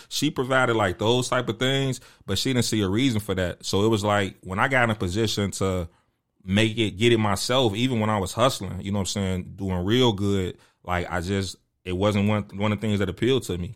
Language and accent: English; Chicago, Illinois, United States; me being from Chicago and, and growing up in the Jordan era